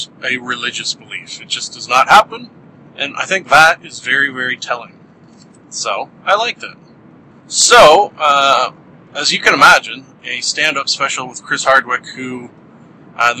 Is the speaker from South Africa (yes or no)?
no; Canada; being a Canadian